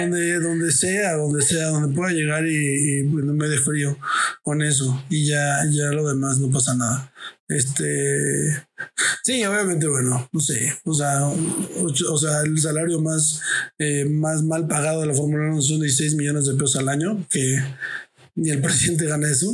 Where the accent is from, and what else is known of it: Mexico